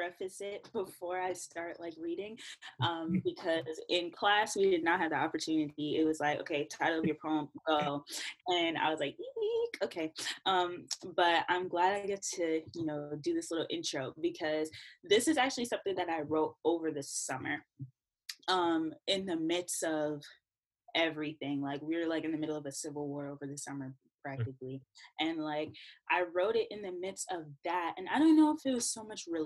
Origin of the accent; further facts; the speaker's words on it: New York City, New York, United States; I'm from Brooklyn. My family is Jamaican. I'm first gen.